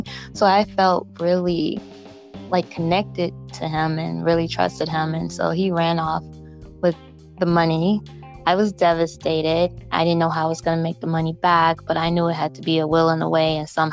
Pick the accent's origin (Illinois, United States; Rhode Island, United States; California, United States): Illinois, United States; Chicago; now in Minnesota, United States; Born and raised in Chicago